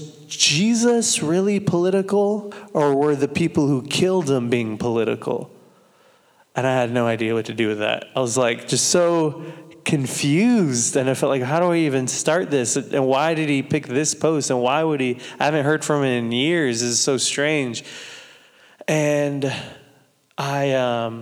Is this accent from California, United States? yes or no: yes; Santa Maria, California, United States; from Santa Maria, California.